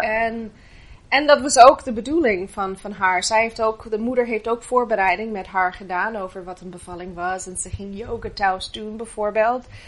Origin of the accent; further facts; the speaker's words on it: Canada; Dutch is a second language; moved away as an adult; now in Netherlands; ik ben niet, eh, oorspronkelijk Nederlander. Eh, ik kom uit Canada en, eh, ik ben achttien jaar geleden naar Nederland toegekomen